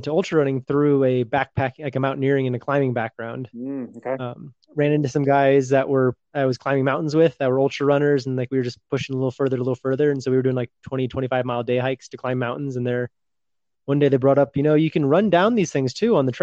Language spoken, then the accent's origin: English; California, United States; also born or lived in San Francisco / San Diego; I grew up in California